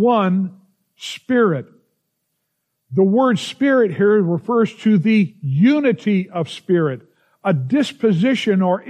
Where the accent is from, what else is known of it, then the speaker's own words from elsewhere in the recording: United States; as an American, I love this nation